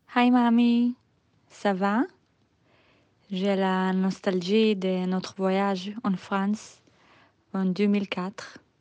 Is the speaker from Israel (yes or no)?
yes; Israel; accent: Israeli; French is a second language; je suis désolée pour mon accent israélien